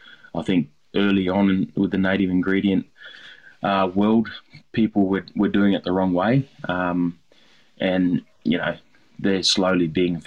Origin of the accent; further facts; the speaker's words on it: Darwin, Northern Territory, Australia; I've had to learn how to what native ingredients are all over Australia, not only what I grew up on in Darwin.